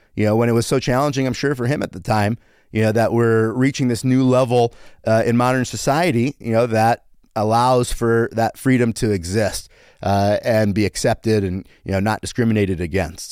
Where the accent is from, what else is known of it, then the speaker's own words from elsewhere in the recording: United States; also born or lived in Canada; Then at five, I moved to America